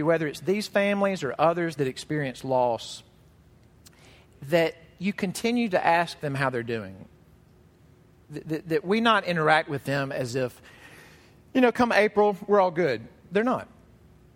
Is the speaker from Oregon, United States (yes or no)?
no; Mississippi, United States; when I was young, growing up in Mississippi, very churched, very Bible-beltish